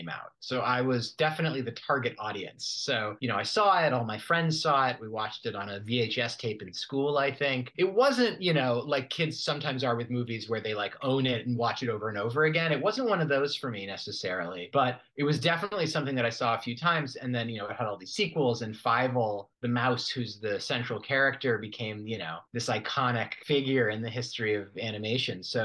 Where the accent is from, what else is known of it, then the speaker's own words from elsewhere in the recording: Berkeley, California, United States; I am originally from Berkeley, California, in the Bay Area.